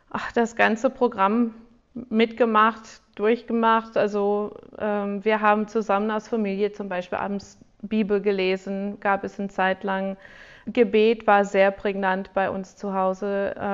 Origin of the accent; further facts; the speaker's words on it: United States; accent: American; German is a second language; ich bin auch in Amerika groß geworden